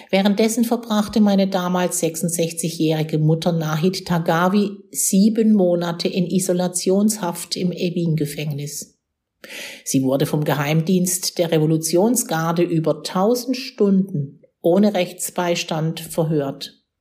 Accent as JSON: {"language": "German", "town": "Cologne", "region": "North Rhine-Westphalia", "country": "Germany", "tie": "born or raised there", "said": "Aber für mich, 5000 Kilometer entfernt in meiner Heimat Köln, war das eine andere Welt"}